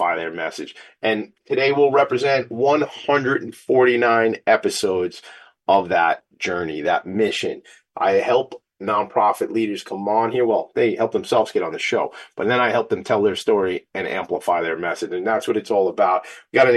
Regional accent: Long Island, New York, United States; This is my hometown, Long Island. Sometimes we say Strong Island

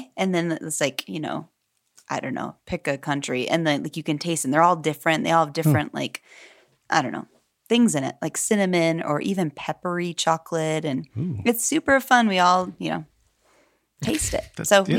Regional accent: Holland, Michigan, United States; I grew up in Holland, Michigan, and which is a very Dutch community.

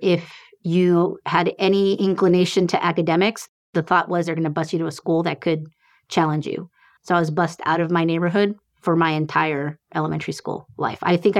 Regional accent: San Francisco, California, United States; So I grew up in San Francisco in the neighborhood that's called Visitation Valley.

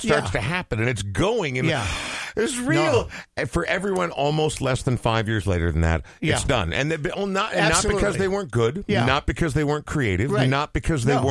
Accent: Coon Rapids, Minnesota, United States; a white kid growing up in Coon Rapids

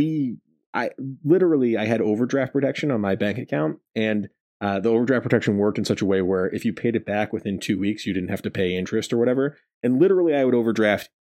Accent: Rhode Island, United States; I grew up in Rhode Island

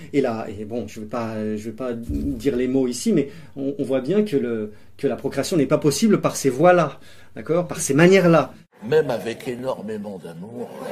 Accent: Grenoble, Auvergne-Rhône-Alpes, France; J'ai grandi à Grenoble, principalement

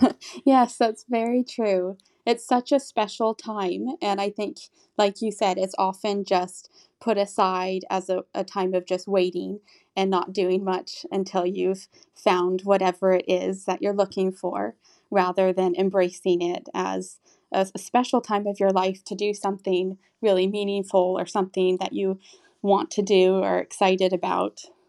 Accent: Texas, United States; moved away as an adult; also born or lived in Austria; now in Rome, Italy; I'm from Texas, but I'm currently living in Rome right now

